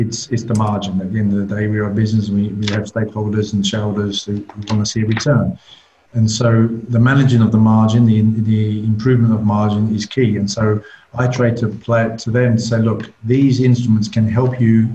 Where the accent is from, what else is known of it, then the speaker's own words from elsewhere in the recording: London, United Kingdom; I'm from London